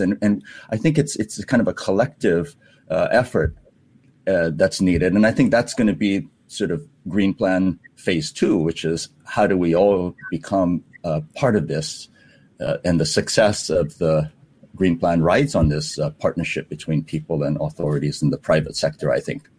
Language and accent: English; Hawaii, United States; now in Singapore; when we grew up in Hawaii, uh, uh, the ocean surrounds us